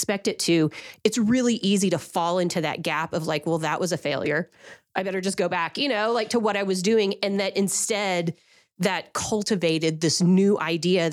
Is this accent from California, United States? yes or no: no; Oklahoma, United States; I'm from Oklahoma also